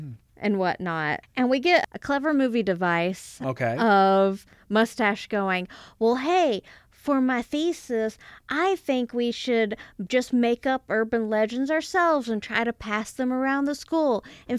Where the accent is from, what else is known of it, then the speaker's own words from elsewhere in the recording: Alabama, United States; also born or lived in Kentucky; now in Missouri, United States; I'm from Alabama